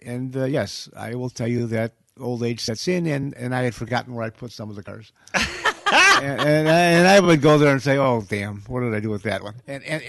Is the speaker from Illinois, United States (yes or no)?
yes; Chicago, Illinois, United States; I'm from Chicago.